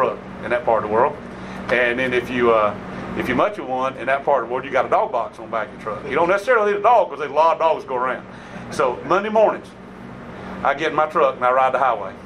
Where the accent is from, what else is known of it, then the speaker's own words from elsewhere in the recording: Middle Georgia, United States; also born or lived in Millen, Georgia / Gardi, Georgia; I grew up in Middle Georgia